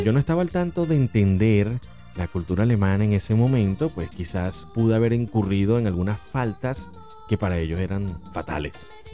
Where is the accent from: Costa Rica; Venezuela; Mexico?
Venezuela; soy venezolano